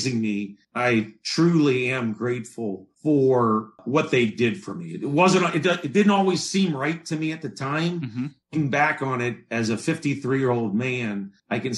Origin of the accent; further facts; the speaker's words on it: Cincinnati, Ohio, United States; also born or lived in Chicago; now in Buffalo, United States; I grew up in Cincinnati, Ohio, and most of my family still lives there